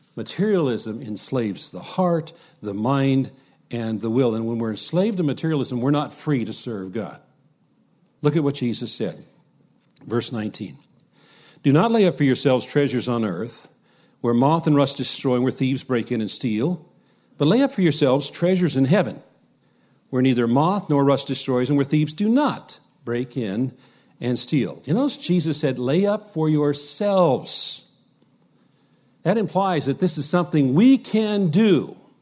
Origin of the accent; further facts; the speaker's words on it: United States; us as American Christians